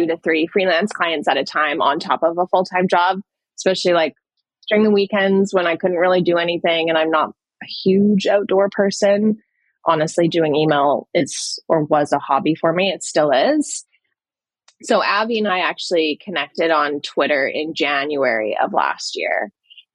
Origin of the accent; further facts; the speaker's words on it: Canada; moved away as an adult; also born or lived in London; I'm from Canada